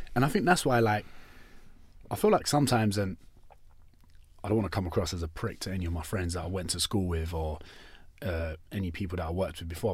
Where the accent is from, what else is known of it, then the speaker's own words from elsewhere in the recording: London, United Kingdom; we're from East London, where I went to school